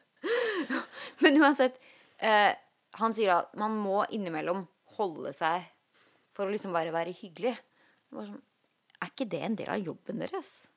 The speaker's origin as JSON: {"language": "Norwegian", "country": "Norway", "moved": "as an adult", "lives_now": "Los Angeles, United States"}